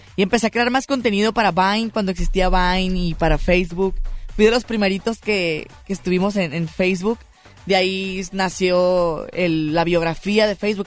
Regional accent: Tijuana, Baja California, Mexico; soy de Tijuana, Baja California

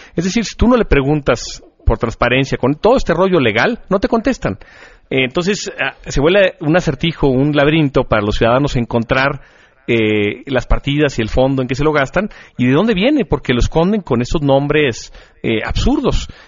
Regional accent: Mexico; somos nosotros, los mexicanos

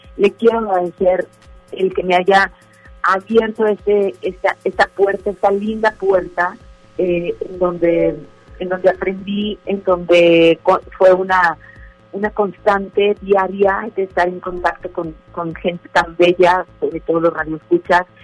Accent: Monterrey, Nuevo León, Mexico; así somos los, los regios

